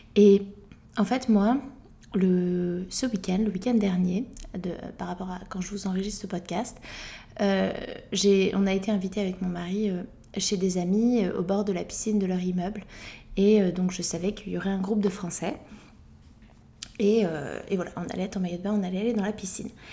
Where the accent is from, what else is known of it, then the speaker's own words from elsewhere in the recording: France; en tant que française